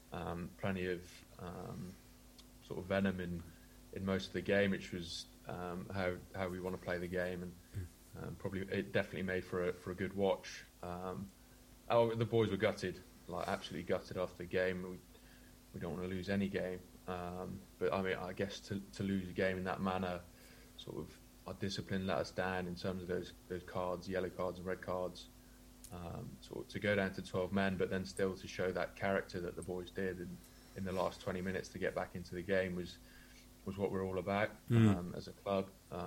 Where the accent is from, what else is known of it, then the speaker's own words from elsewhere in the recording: South West England, United Kingdom; also born or lived in Indonesia; I was born in Devon. My dad works overseas, works in Indonesia, Singapore, that sort of area. And so, born in England, moved over to Indonesia when I was really young